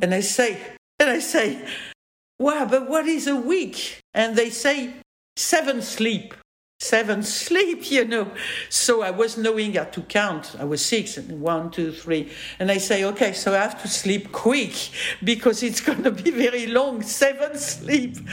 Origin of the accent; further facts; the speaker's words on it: France; accent: French; English is a second language; I'm French